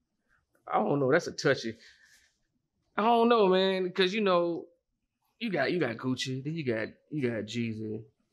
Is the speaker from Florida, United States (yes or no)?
yes; Orlando, Florida, United States; I'm originally from Orlando, Florida.